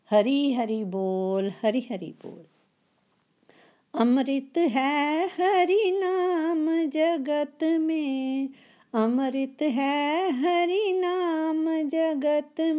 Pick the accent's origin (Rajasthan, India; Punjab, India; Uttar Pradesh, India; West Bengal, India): Punjab, India; Pathankot; पठानकोट से हूँ मैं रिटायर्ड लेक्चरर हूँ